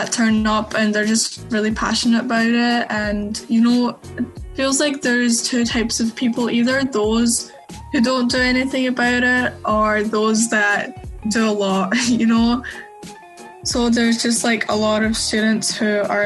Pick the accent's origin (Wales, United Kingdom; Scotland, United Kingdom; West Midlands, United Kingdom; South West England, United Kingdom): Scotland, United Kingdom; Glasgow; I'm from Glasgow